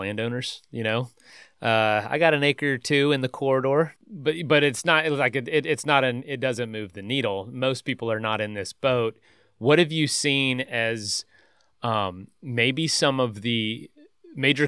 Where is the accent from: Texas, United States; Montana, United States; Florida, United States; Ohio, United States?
Florida, United States; moved away; also born or lived in Colorado; grew up here